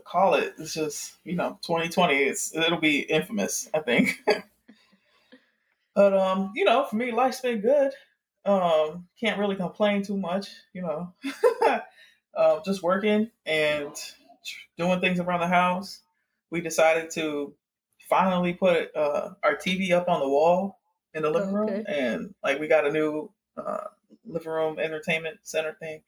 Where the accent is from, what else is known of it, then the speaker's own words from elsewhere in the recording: Miami, Florida, United States; I'm from Miami